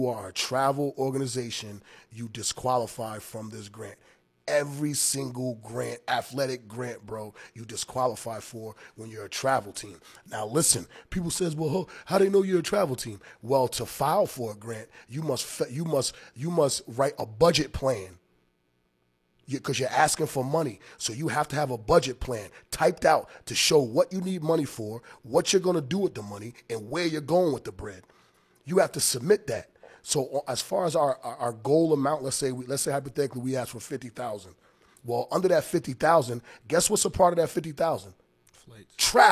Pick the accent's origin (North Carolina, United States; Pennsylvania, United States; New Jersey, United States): New Jersey, United States; Long Branch; moved away as an adult; also born or lived in Maryland; now in Rhode Island, United States; I'm from Long Branch, New Jersey